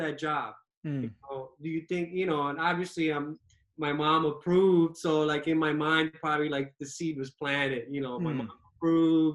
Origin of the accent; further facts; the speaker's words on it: New York City, New York, United States; also born or lived in Dominican Republic (ancestry); I pretty much grew up in New York, you know, watched Uptown Manhattan, watched the Heights